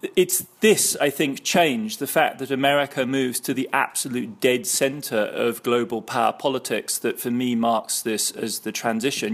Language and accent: English; Heidelberg, Baden-Württemberg, Germany; my childhood in West Germany growing up in Heidelberg in the early seventies